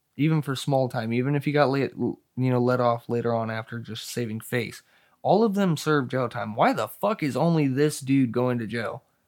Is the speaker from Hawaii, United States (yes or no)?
no; Hemet, California, United States; I'm from California